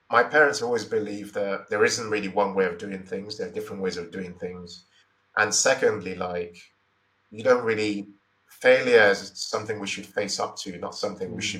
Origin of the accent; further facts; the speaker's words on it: Nigeria; also born or lived in Imo State / Lagos State; So I I grew up in Nigeria